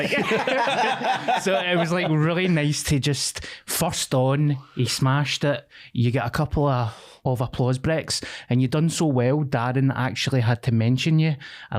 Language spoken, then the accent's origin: English; Scotland, United Kingdom; I'm Scottish.